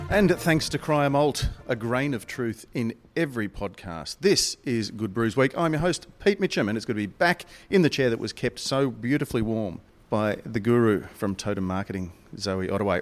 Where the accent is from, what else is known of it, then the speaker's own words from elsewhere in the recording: Melbourne, Victoria, Australia; Melbourne, my hometown